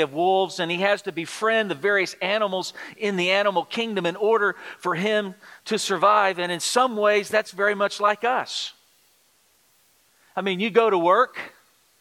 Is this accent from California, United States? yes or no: no; Texas, United States; moved away; I'm from the Republic of Texas, and we barely speak English down there